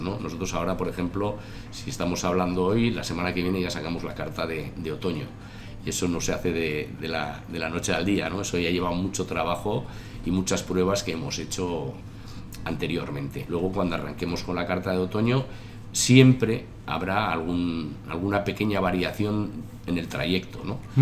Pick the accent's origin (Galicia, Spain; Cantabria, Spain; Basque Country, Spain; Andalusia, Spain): Basque Country, Spain; Tolosa; now in Navarre, Spain; yo soy nacido en Tolosa, mi madre es guipuzcoana, aunque mi padre era de, la ribera de Navarra